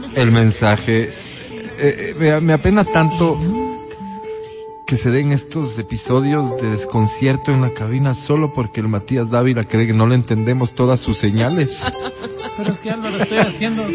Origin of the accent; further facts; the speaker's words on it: Ecuador; yo también soy ecuatoriano